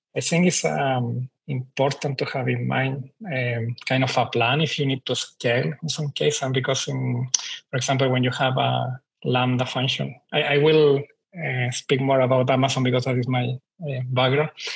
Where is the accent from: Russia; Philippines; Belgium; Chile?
Chile; moved away as an adult; now in Australia; I'm from Chile. I moved to Australia around nine nine years ago now